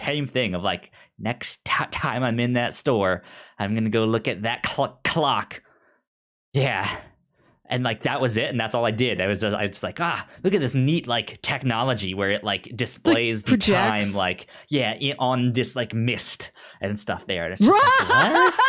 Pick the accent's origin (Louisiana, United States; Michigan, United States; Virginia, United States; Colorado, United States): Virginia, United States; Yeah, I grew up near Tyson's Corner and stuff like that.